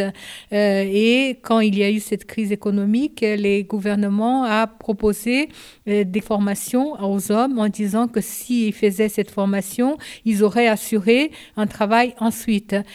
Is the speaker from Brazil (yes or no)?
yes; Brazil; French is a second language; moved away as an adult; also born or lived in Japan; now in France; je suis née au Japon. À l'âge de 5 ans, je suis allée au Brésil et j'ai resté au Brésil de 5 ans à 22 ans et j'ai fait toute ma scolarité au Brésil